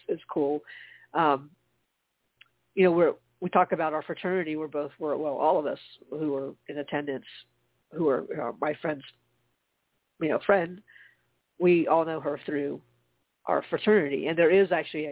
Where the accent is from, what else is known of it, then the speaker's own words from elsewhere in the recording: Charleston, South Carolina, United States; now in Atlanta, United States; my hometown is Charleston